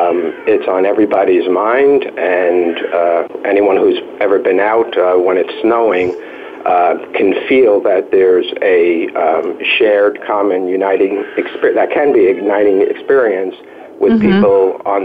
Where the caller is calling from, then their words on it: South Bronx, New York, United States; For me, my experience is working with, and I'm calling from the South Bronx, where I've worked for about 30 years.